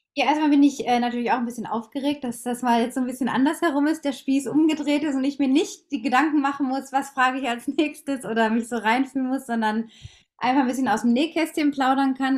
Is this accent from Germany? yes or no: yes; Lippstadt, North Rhine-Westphalia, Germany; Ich bin in Nordrhein-Westfalen geboren und aufgewachsen in einer kleinen Stadt, die heißt Lippstadt